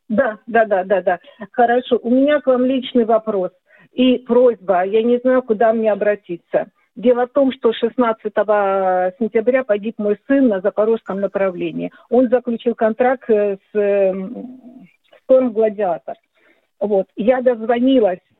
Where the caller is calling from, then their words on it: Donetsk, Donetsk Oblast, Ukraine; я из Донецка.